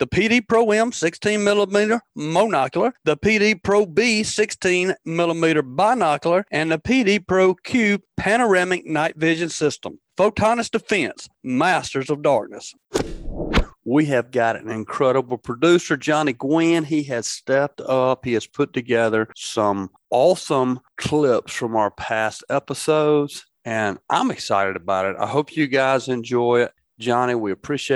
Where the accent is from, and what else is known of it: Tombigbee River and Black Warrior River, Alabama, United States; born or raised there